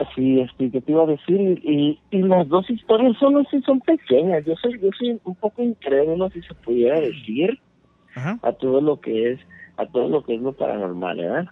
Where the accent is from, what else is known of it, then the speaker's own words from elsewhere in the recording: Jalisco, Mexico; now in San Diego, United States; yo soy de Jalisco, pero ah, estoy radicando en San Diego ya por más de 20 mm. años